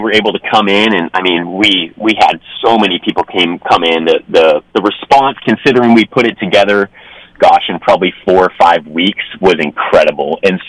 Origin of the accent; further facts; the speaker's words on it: Ventura, California, United States; I was born and raised in Ventura, California. So just a little bit south of Santa Barbara.